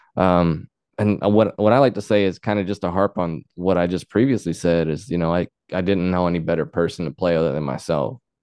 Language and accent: English; Luxora, Arkansas, United States; I grew up there where I started on music